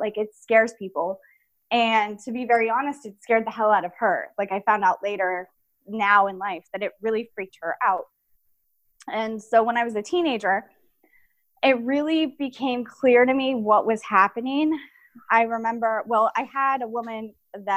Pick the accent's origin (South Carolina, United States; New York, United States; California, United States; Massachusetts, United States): California, United States; San Diego; I grew up in San Diego